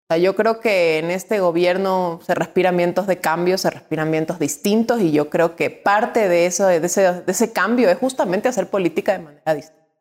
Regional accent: Quito, Pichincha, Ecuador; born there; also born or lived in Guayaquil / Cuenca; Yo soy nacida en Quito, vivida en Guayaquil

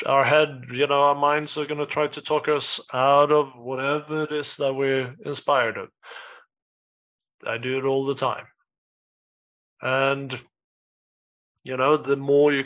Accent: southern Sweden, Sweden; moved away as an adult; also born or lived in Stockholm / New York / Spain; now in United Kingdom; I am actually from Sweden myself, and but I live in the UK

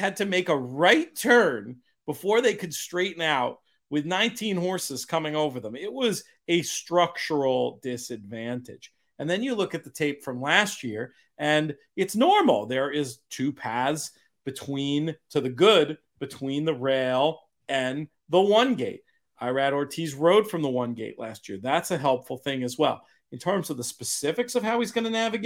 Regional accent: New York, United States; as a New Yorker

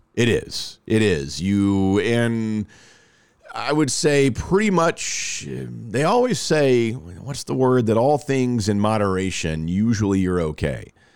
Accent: Rockwall, Texas, United States; Rockwall, my hometown

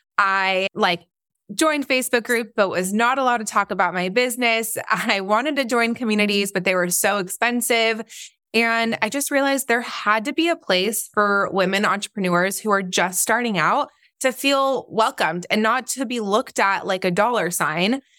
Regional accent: Orange County, California, United States; also born or lived in Israel / North Carolina; I am, um, originally from Israel, but yes, I grew up mostly in Nor-, in, uh, Orange County

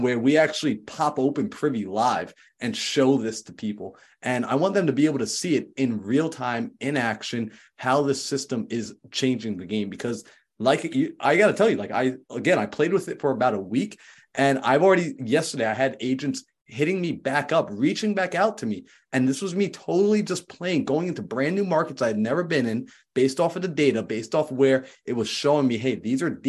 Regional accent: right next to Manhattan, New York, United States; moved away; I was from New York, right next to Manhattan

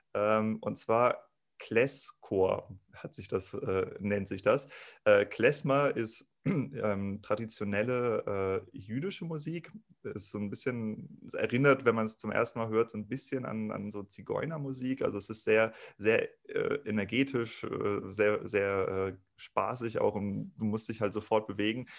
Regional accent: Kiel, Schleswig-Holstein, Germany; moved away; auch ich komme aus Kiel ursprünglich

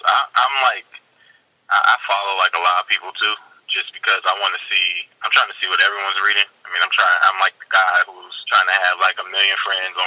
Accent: Virginia, United States; moved away as an adult; now in Delaware, United States; I live in Delaware now. I'm originally from Virginia, but I came out here, and I've lived out here since my college years

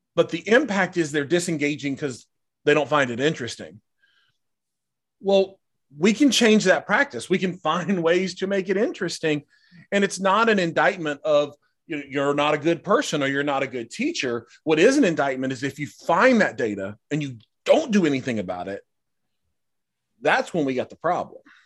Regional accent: United States; as an American society

